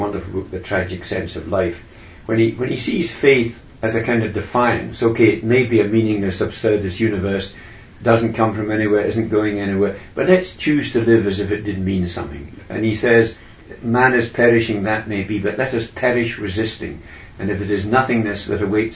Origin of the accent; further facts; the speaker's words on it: Scotland, United Kingdom; I'm a Scot